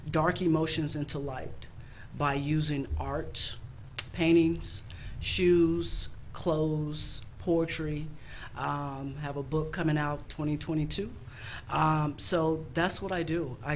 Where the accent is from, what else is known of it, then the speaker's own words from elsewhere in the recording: Birmingham, Alabama, United States; Um, I'm basically I'm from Birmingham, Alabama, the 205 for sure.